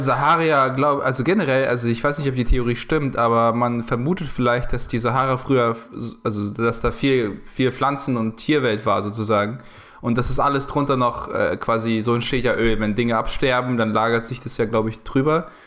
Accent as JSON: {"language": "German", "country": "Ukraine", "moved": "yes", "said": "ich komme aus der Ukraine"}